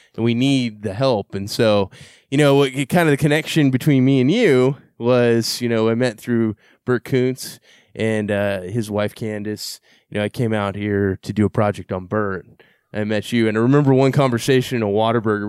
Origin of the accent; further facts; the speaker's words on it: San Antonio, Texas, United States; growing up in San Antonio, Texas